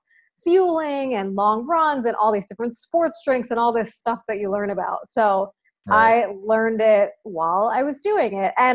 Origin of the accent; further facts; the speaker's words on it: Long Island, New York, United States; now in New York City, United States; I grew up on Long Island, New York, which is a little island outside of New York City